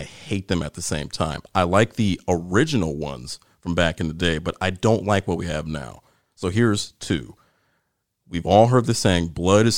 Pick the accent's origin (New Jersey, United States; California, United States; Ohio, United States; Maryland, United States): Ohio, United States; moved away; also born or lived in North Carolina; I'm from Ohio.